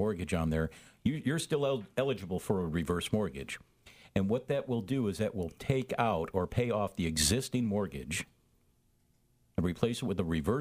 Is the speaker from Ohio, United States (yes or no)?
no; Chicago, Illinois, United States; moved away as an adult; now in San Diego, United States; I was born and raised in Chicago, Illinois